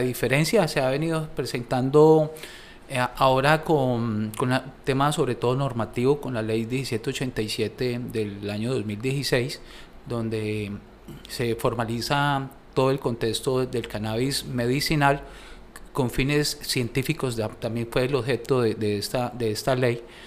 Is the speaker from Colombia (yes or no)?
yes; Colombia; para nosotros como colombianos